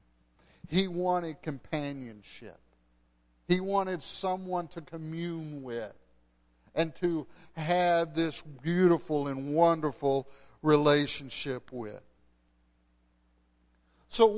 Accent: West Texas, United States; moved away; I'm from West Texas.

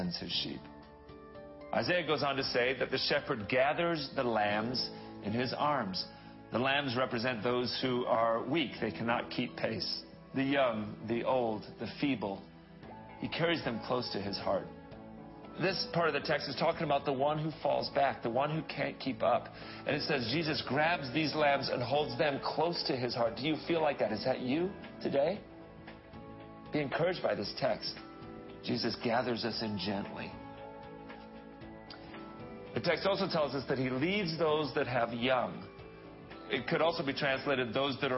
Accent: England, United Kingdom; moved away; also born or lived in Dallas, Texas; When I was a little guy, I grew up in England.

